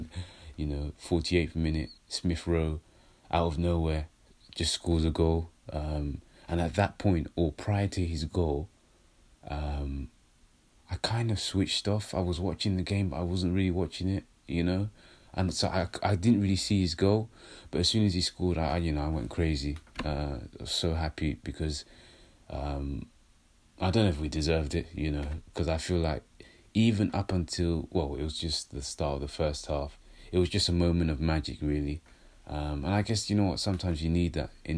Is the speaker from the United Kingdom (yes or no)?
yes; London, United Kingdom; I'm a London boy